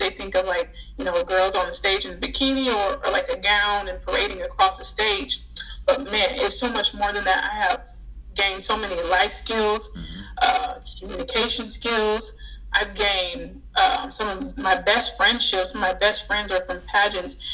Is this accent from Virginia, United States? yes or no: no; Louisiana, United States; moved away; I'm originally from Louisiana